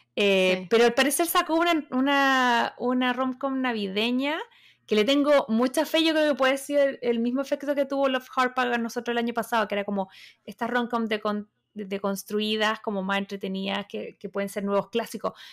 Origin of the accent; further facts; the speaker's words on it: Chile; como chilena